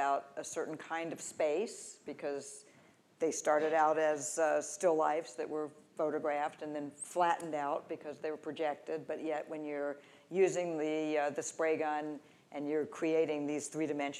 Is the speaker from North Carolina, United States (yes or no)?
yes; North Carolina, United States; moved away; also born or lived in New York City; I'm from North Carolina